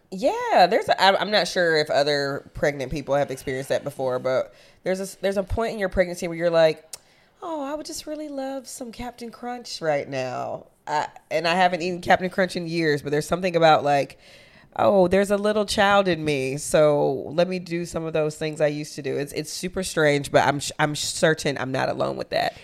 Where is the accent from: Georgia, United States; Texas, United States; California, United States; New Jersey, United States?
Georgia, United States; Athens; moved away as an adult; also born or lived in Chicago; I was born and raised in Athens, Georgia, and I went to school in the University of Georgia, which is in the same exact town